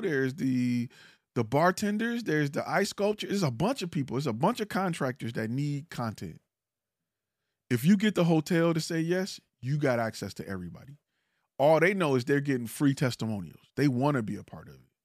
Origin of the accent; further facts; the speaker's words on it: Detroit, Michigan, United States; I'm from Detroit